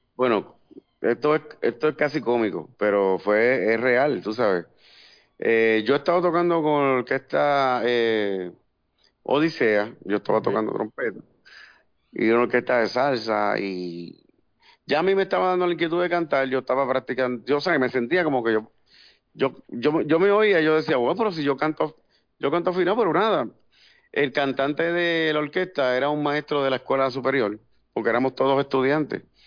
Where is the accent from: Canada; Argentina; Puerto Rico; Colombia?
Puerto Rico; Corozal; mi pueblo Corozal